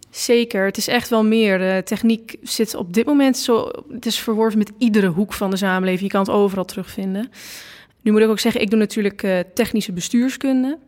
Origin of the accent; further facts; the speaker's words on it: Losser, Overijssel, Netherlands; ik kom uit Losser